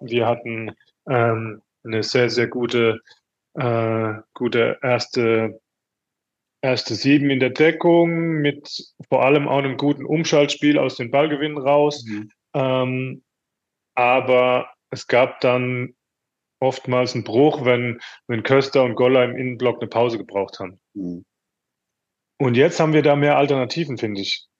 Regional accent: Mannheim, Baden-Württemberg, Germany; moved away as an adult; also born or lived in Paris; Ich bin in Mannheim geboren, kannte alles, wusste alles, wie es hier vonstatten geht.

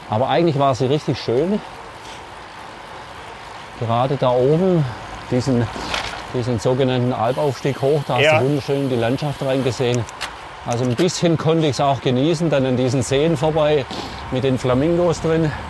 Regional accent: Germany; Vielleicht sind wir Deutsche da ein bisschen hypervorsichtig.

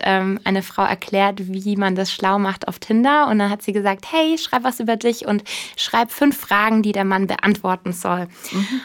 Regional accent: Bavaria, Germany; also born or lived in Munich; ich komme ursprünglich aus Bayern

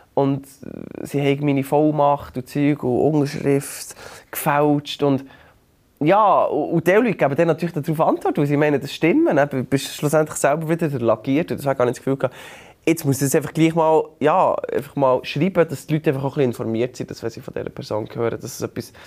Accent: Bern, Switzerland; bei uns in Bern

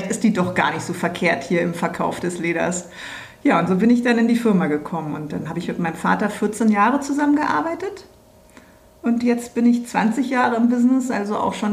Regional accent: Berlin, Germany; ich bin ja echte Berlinerin, genau wie du. Man ist hier aufgewachsen, man war hier auf mindestens zwei Schulen.

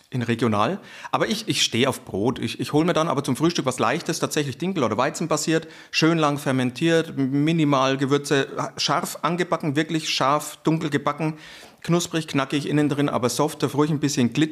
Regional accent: Franconia, Bavaria, Germany; accent: Franconian; ich bin Franke, hört man das?

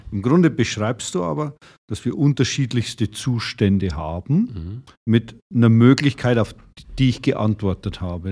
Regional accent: Germany; bei uns in Deutschland und Europa

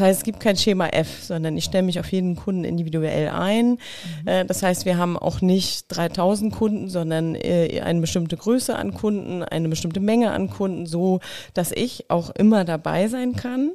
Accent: Mecklenburg-Vorpommern, Germany; moved away; ich komme aus Mecklenburg, also dementsprechend spreche ich natürlich kein Sächsisch wie du, auch nicht Bayerisch

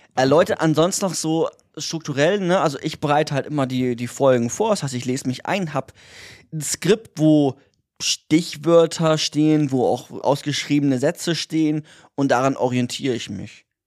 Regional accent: Bremen, Germany; moved away; wir kommen ja beide aus Bremen

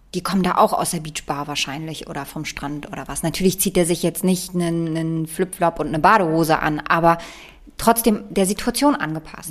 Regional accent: Bremen, Germany; ich bin in Bremen aufgewachsen

